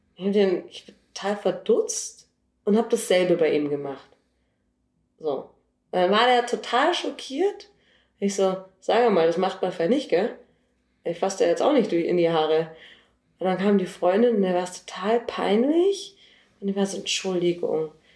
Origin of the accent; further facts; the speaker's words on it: Munich, Bavaria, Germany; ich bin 33 und in München geboren